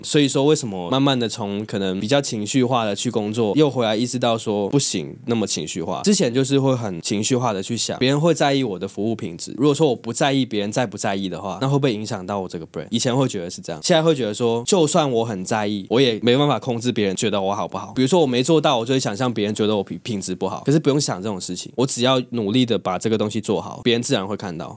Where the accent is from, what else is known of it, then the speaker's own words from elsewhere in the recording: Hong Kong; moved away as an adult; now in Taiwan; 我是香港人，来台湾快十年